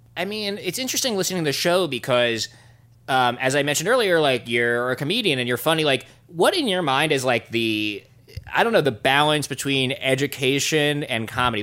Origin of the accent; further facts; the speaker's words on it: United States; I'm an American idiot